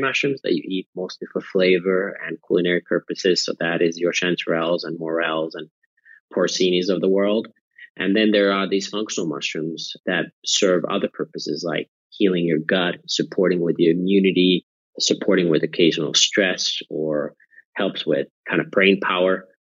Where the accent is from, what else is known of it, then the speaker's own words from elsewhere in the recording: near Nokia, Pirkanmaa, Finland; moved away; I was born and raised in Finland near the town of Nokia, famous for the mobile phones.